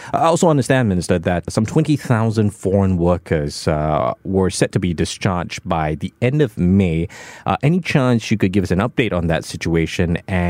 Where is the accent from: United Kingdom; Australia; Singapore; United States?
Singapore; as a Singaporean.